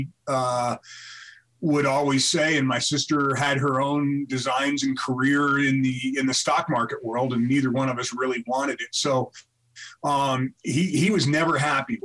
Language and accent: English; New Jersey, United States; also born or lived in New York City / Colorado; now in Broomfield, United States; I was born and raised in New Jersey, spent some really formative years in New York City, and I've been here in Colorado since 77